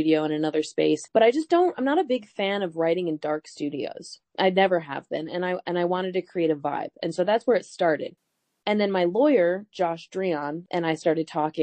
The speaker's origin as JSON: {"language": "English", "town": "Flint", "region": "Michigan", "country": "United States", "tie": "born or raised there", "also_born_or_lived": "Boston / Nashville", "moved": "yes", "said": "I was born in Flint, Michigan."}